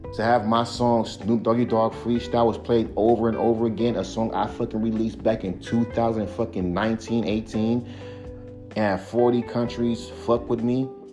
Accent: West Coast, United States; I'm from the West Coast.

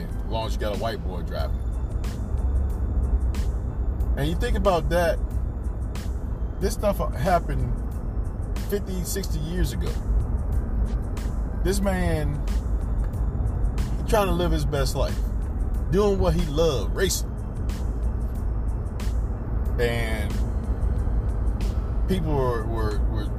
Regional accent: North Carolina, United States; Born and raised in North Carolina

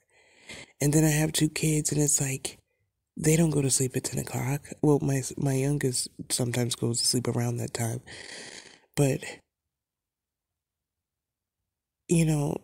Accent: the Catskills, New York, United States; I grew up in the Catskills in New York

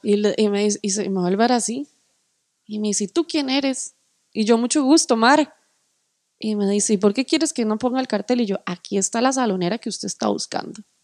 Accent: Costa Rica

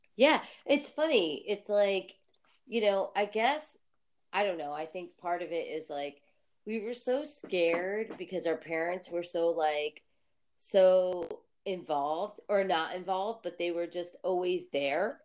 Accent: New Jersey, United States; I'm from New Jersey

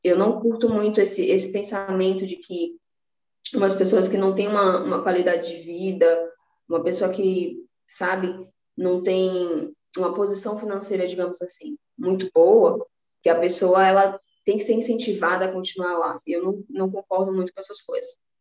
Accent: Salvador, Bahia, Brazil; now in São Paulo, Brazil; Nasci no Nordeste, sou de Salvador, Bahia. Hoje eu moro em São Paulo

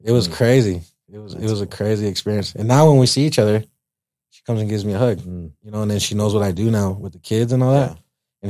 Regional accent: Greeley, Colorado, United States; also born or lived in Uvalde, Texas; growing up in the Deltas

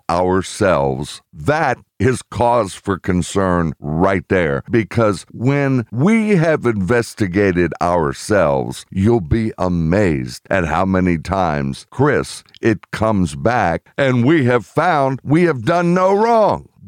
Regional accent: United Kingdom; I'm British

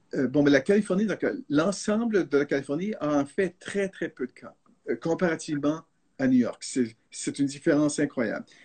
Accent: Canada; first language French; now in San Francisco, United States; je suis canadien d'origine et puis le français c'est ma langue maternelle

